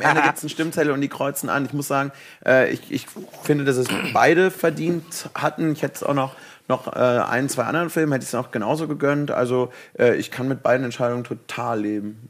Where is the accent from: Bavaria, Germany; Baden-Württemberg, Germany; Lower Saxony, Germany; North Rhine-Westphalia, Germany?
North Rhine-Westphalia, Germany; Cologne; ich komme aus Kölle